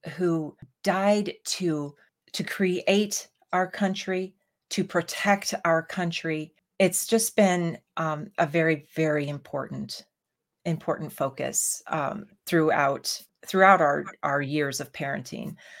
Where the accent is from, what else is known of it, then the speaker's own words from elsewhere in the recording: United States; we as Americans